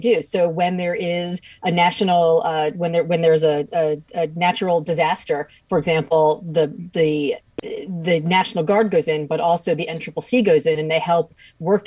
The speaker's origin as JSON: {"language": "English", "town": "Miami", "region": "Florida", "country": "United States", "moved": "yes", "lives_now": "Boston, United States", "said": "I'm from Miami, but I live in Boston now."}